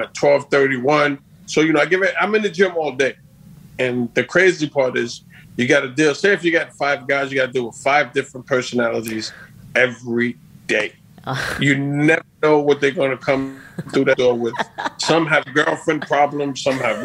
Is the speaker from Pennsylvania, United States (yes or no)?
no; Long Island, New York, United States; my hometown in New York, in Long Island